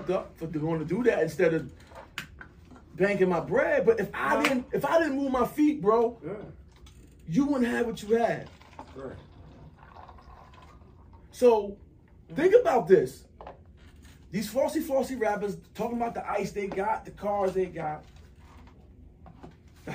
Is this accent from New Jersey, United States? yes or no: yes; North New Jersey, United States; I'm from North New Jersey